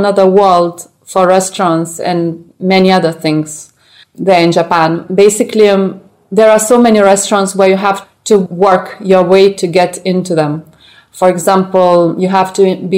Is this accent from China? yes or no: no; Lithuania; moved away as an adult; also born or lived in Paris; So I come from Lithuania. I've lived there until I was 18. And at 18 years old, I moved to Paris.